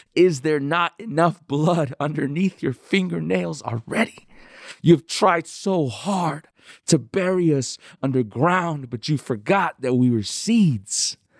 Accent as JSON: {"language": "English", "town": "Denver", "region": "Colorado", "country": "United States", "tie": "born or raised there", "also_born_or_lived": "El Paso, Texas / Juarez, Mexico", "said": "I grew up most of the time I grew up in Denver, um, but I I was born in El Paso, Texas, um, and I lived in Juarez, Mexico until I was about I would say maybe nine or ten years old"}